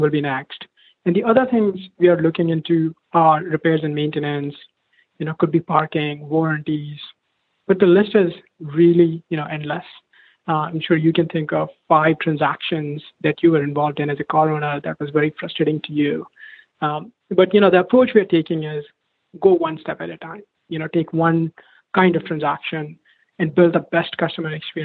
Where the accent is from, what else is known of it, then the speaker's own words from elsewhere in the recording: India; moved away as an adult; now in United States; I moved to US from India for my undergrad. When I was growing up, it was almost like a rare treat to even get a ride in the car.